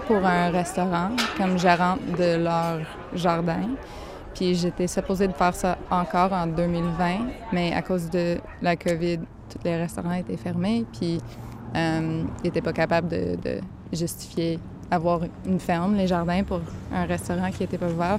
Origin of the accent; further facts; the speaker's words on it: Gaspésie, Quebec, Canada; accent: Gaspé anglophone accent; moved away as an adult; now in Montreal, Canada; Maintenant, j'habite à Montréal, mais je viens de la Gaspésie